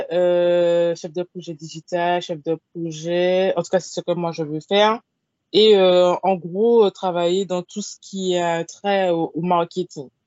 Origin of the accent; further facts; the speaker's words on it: Martinique; Je suis martiniquaise, j'ai 25 ans.